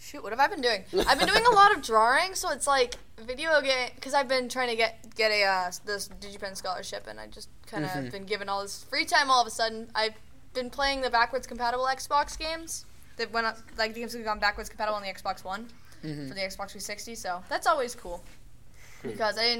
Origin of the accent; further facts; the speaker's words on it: Boston, Massachusetts, United States; I'm from Boston. I literally live not that far from the convention center